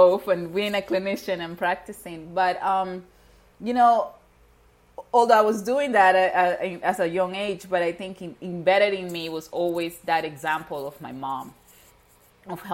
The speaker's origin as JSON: {"language": "English", "country": "Venezuela", "tie": "born or raised there", "moved": "yes", "said": "I was born and raised in Venezuela. My parents are Haitian"}